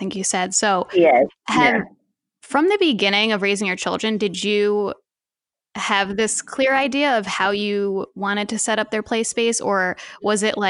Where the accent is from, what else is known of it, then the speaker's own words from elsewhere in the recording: New Jersey, United States; now in New York City, United States; we're moving to New Jersey. And I grew up in New Jersey as well